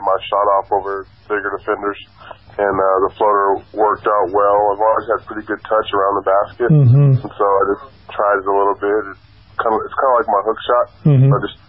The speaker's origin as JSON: {"language": "English", "town": "Phoenix", "region": "Arizona", "country": "United States", "tie": "born or raised there", "also_born_or_lived": "Santa Barbara", "moved": "as an adult", "said": "growing up in Phoenix, not knowing and not having a lot of college offers coming out of high school"}